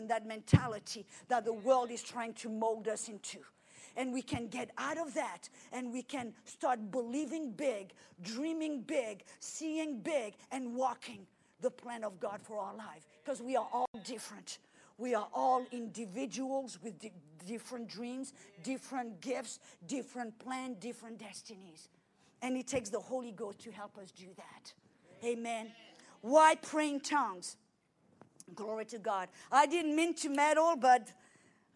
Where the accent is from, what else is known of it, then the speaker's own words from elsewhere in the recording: France; now in United States; I came to America. I'm French, but I'm an American